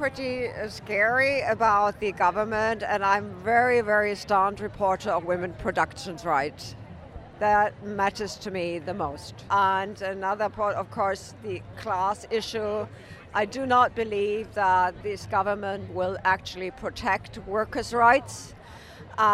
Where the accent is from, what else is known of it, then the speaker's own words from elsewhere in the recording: Germany; now in Novato, United States; From Germany. I'm an American citizen now.